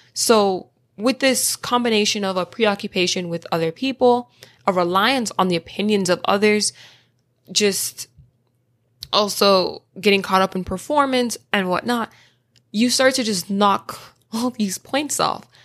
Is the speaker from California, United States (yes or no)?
no; Florida, United States; I'm from Florida